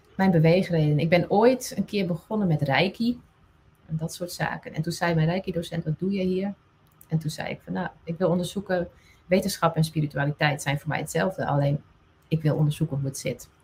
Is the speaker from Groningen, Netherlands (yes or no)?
no; Friesland, Netherlands; first language West Frisian; Dutch is a second language; Fries is mijn moedertaal.